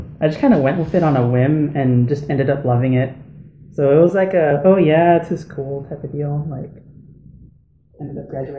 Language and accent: English; Deering, Alaska, United States; I'm from Deering, but most of my family is from Kivalina.